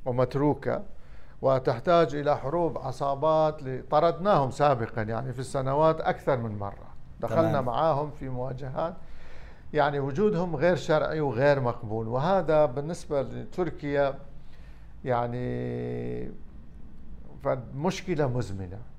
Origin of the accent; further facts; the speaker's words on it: Iraq; أنا عراقي أولاً